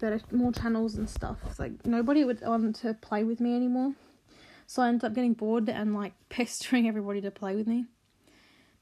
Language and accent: English; Australia; accent: Australian; also born or lived in South Australia / Queensland; my accent by now, that I'm Australian. We were in South Australia at the time, but we moved to Queensland first